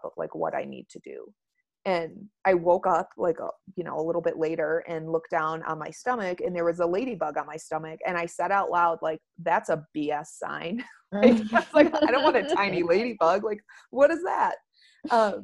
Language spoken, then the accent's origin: English; Wyoming, United States; I grew up out in Wyoming, like spending time out here.